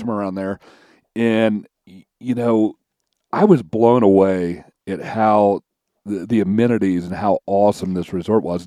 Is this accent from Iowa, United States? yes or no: no; Kentucky, United States; I'm from Kentucky